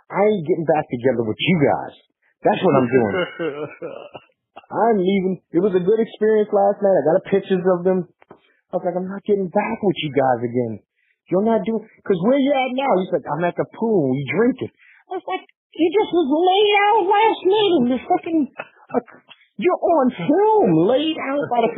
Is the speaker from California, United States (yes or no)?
no; New York City, New York, United States; I was a New Yorker